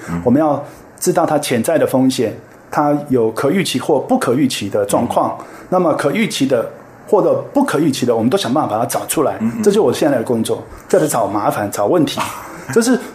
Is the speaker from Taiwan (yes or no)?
yes; Taiwan; 对我们台湾自己的科技发展